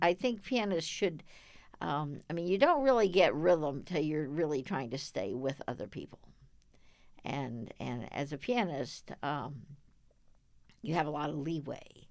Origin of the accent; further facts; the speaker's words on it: Dallas, Texas, United States; I grew up in Dallas.